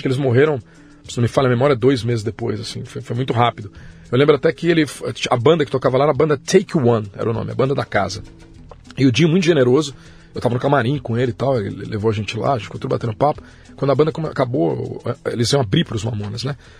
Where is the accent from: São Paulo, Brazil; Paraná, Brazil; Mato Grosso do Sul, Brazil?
São Paulo, Brazil; Guarulhos; eu nasci em São Paulo, mas nunca morei em São Paulo. Eu uhum. moro em Guarulhos desde o meu nascimento